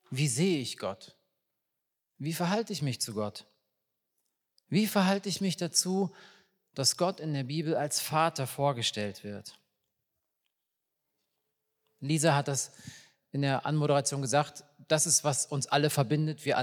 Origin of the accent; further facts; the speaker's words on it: Riesa, Saxony, Germany; born there; Ich bin 1981 in Riesa in Sachsen geboren und diese Sätze sind 1987, 88 gefallen, zu einem Zeitpunkt, wo man nicht einfach so in den Westen ausreisen konnte aus der DDR.